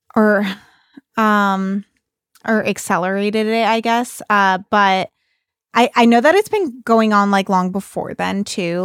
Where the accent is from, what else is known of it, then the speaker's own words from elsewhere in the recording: Bay Area, California, United States; moved away; I'm from the Bay Area